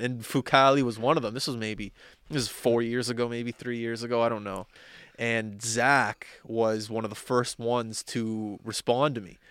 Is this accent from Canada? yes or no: yes; Halifax, Nova Scotia, Canada; also born or lived in Vancouver; I grew up in Halifax.